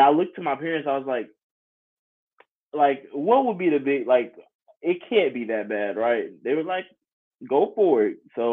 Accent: Jonesboro, Georgia, United States; I'm originally from Jonesboro, Georgia. It's about 20-35 minutes south of Atlanta. And I started at Jonesboro High School, which is the high school I graduated from in 2017

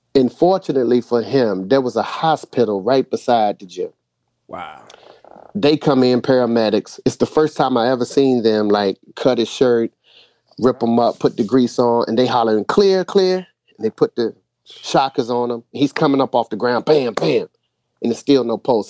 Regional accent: Boston, Massachusetts, United States; moved away; also born or lived in North Carolina; originally I was from Boston, so I grew up in the same housing project as … before I moved to North Carolina.

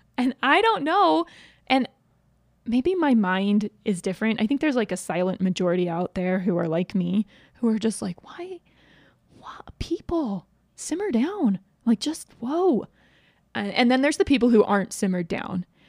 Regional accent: East Coast, United States; now in Utah, United States; I grew up on the East Coast

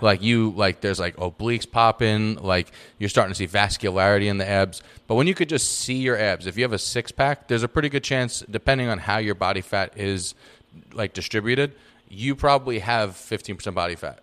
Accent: New York, United States; moved away; talked like I'm from New York

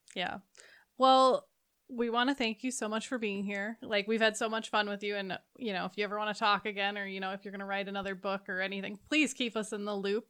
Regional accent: Minnesota, United States; I live in Minnesota, I grew up in Minnesota, it is freezing

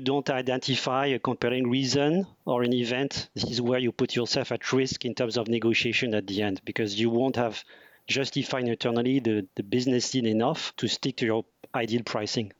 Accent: France; moved away as an adult; now in Asia; I'm French. I was born and raised in France in a multicultural family.

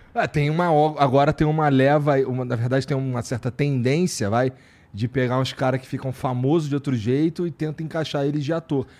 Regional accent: Rio de Janeiro, Brazil; moved away; eu e minha esposa somos cariocas

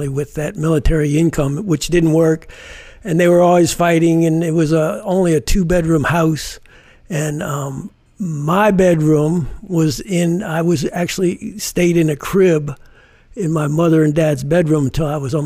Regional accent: Silver Spring, Maryland, United States; born or raised there; also born or lived in Washington, D.C.

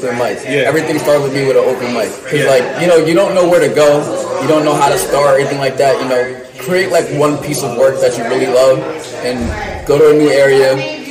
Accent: Middletown, New York, United States; born or raised there

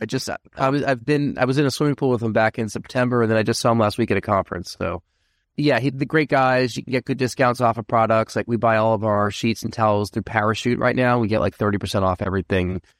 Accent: Rockland County, New York, United States; I'm from Rockland County, New York.

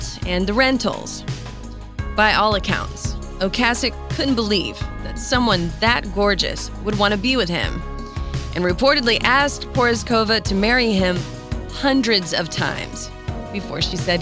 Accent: North Carolina, United States; my hometown in North Carolina

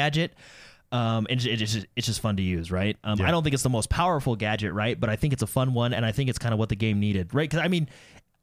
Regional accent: United States; I'm American

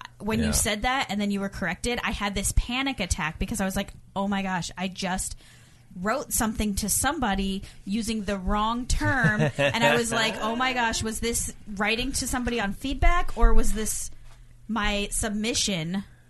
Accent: Miami, Florida, United States; Born and raised in Miami, Florida, Disney World is my home park.

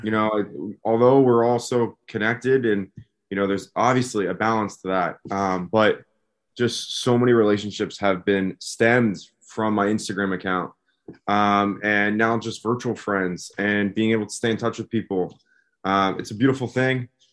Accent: West Chester, Pennsylvania, United States; moved away; right outside of Philadelphia, a town called Westchester, Pennsylvania

